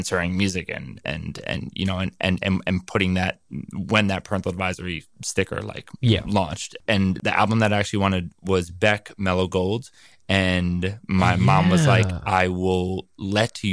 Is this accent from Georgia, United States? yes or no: no; New York City, New York, United States; Born and raised on the Upper West